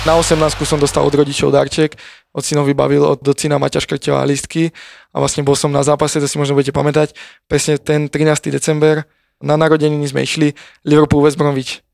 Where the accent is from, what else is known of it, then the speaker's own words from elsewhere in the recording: Kamenec pod Vtáčnikom, Trenčín Region, Slovakia; moved away as an adult; also born or lived in Prievidza / Žilina / Italy; now in Prague, Czech Republic; ja som bol vlastne do 10 rokov u nás na dedine, kamenec pod vtáčnikom pri Previdzi, vlastne malá dedinka